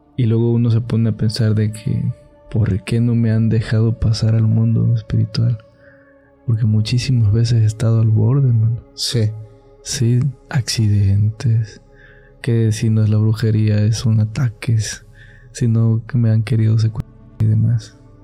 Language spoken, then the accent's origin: Spanish; Catemaco, Veracruz, Mexico; Yo soy de Catemaco.